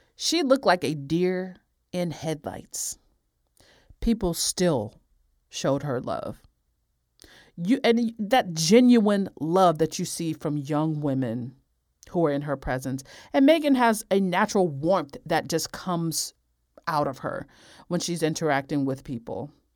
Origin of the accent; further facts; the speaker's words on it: United States; as an American